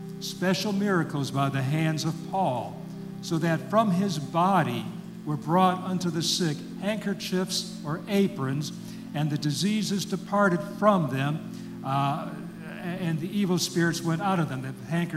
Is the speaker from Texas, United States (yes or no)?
no; Detroit, Michigan, United States; moved away as an adult; also born or lived in Philadelphia, Mississippi / Oxford, Mississippi; now in Mississippi, United States; I grew up in the Detroit area in Michigan